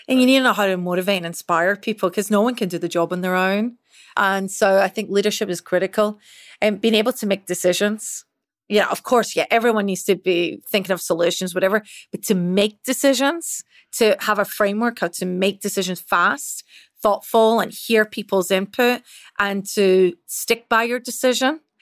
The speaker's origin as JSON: {"language": "English", "region": "Scotland", "country": "United Kingdom", "tie": "born or raised there", "accent": "Scottish", "moved": "yes", "said": "as you can probably tell with this accent, I'm Scottish. So, I originally grew up and was raised in Scotland."}